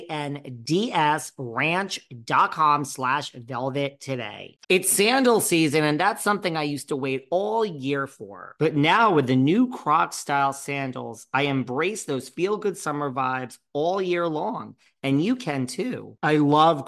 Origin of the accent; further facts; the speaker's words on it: New York City, New York, United States; I'm a New Yorker